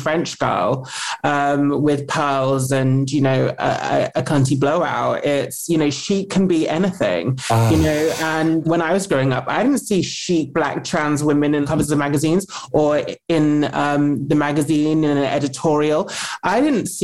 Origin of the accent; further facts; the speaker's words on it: United Kingdom; I'm British